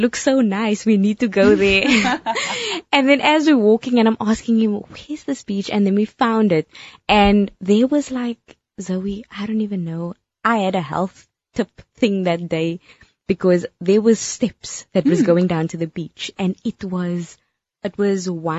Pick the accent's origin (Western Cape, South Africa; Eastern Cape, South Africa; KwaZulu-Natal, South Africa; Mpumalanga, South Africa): Western Cape, South Africa; Cape Town; I'm from Cape Town